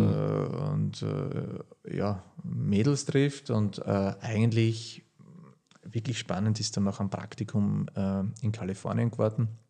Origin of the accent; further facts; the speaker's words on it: Horitschon, Burgenland, Austria; also born or lived in Hungary; Wir sitzen jetzt da gerade in dem Haus, wo ich aufgewachsen bin. Und äh, ja, die gemischte Landwirtschaft Burgenland